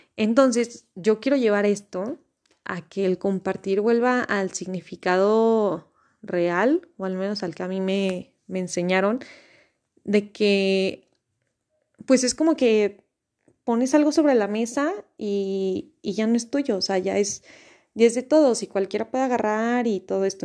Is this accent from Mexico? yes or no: yes; Mexico; soy mexicana